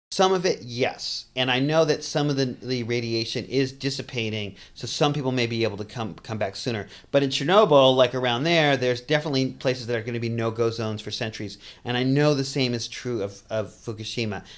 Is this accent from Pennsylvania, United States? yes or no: no; Boston, Massachusetts, United States; moved away; also born or lived in New York City; I grew up in Boston, too. Um, you may catch that accent a little bit.